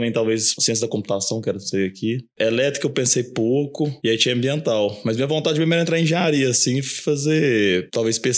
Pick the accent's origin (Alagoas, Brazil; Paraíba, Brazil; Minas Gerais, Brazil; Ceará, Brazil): Minas Gerais, Brazil; Uberlândia; also born or lived in São Paulo; Eu nasci aqui em Uberlândia. Eu morei os dois primeiros anos da minha vida em São Paulo, mas logo mudei para cá. Acabou que eu estudei aqui, fiz faculdade aqui também. Morei um ano fora, assim, mas voltei e acabei ficando aqui sempre.